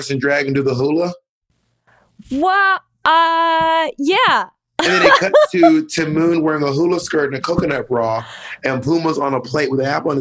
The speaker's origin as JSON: {"language": "English", "town": "Columbus", "region": "Georgia", "country": "United States", "tie": "born or raised there", "also_born_or_lived": "the South", "said": "I was born in Columbus, Georgia, and I was raised throughout the South, but mostly Georgia"}